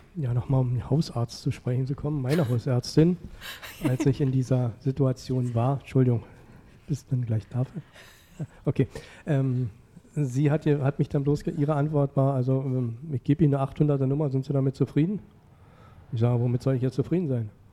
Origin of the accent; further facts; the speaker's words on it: Frankfurt, Hesse, Germany; ich komme ja nur aus Frankfurt. Ja. Bin ja Ur Ureinwohner dieser Stadt.